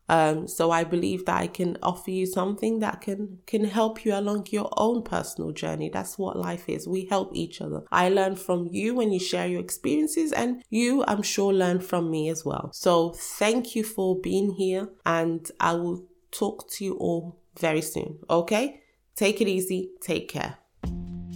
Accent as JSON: {"language": "English", "country": "Nigeria", "tie": "born or raised there", "moved": "yes", "lives_now": "United Kingdom", "said": "I was born in Nigeria."}